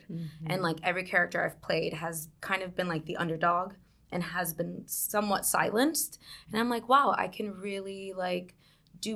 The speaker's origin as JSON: {"language": "English", "region": "South Carolina", "country": "United States", "tie": "born or raised there", "moved": "as an adult", "lives_now": "New York, United States", "said": "I'm from New York. I grew up in South Carolina, though"}